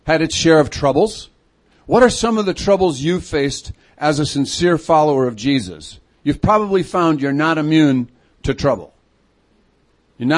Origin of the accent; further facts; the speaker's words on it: Chicago, Illinois, United States; also born or lived in Fergus Falls, Minnesota; now in Twin Cities, United States; I'm a city kid. I grew up in Chicago, but I've been here for the last 17 years